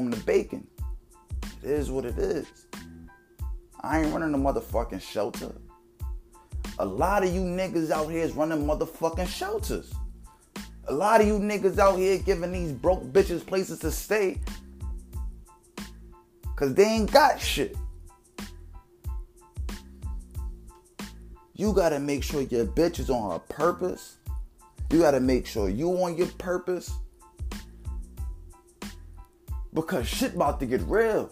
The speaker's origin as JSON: {"language": "English", "town": "New York City", "region": "New York", "country": "United States", "said": "I'm from the hole, I'm from the Bronx"}